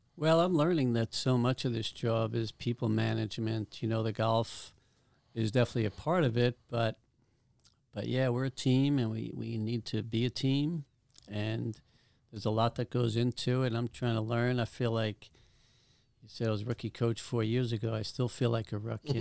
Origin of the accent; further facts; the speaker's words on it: New York City, New York, United States; moved away; I'm from Staten Island. We practiced at a public golf course